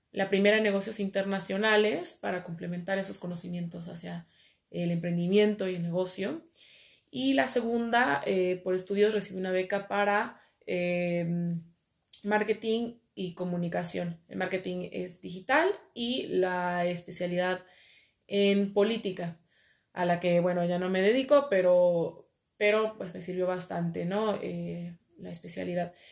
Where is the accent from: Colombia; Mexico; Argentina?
Mexico; also born or lived in Madrid, Spain; soy una chica mexicana emprendedora por naturaleza.